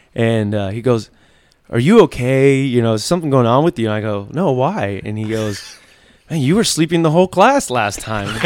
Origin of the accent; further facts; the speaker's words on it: Miami, Florida, United States; we moved to Miami. And, uh, that's where we grew up.